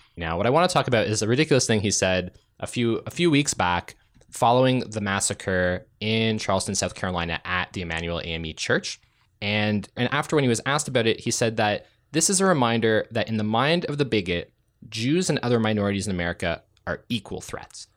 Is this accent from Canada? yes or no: yes; Ontario, Canada; I grew up in Ontario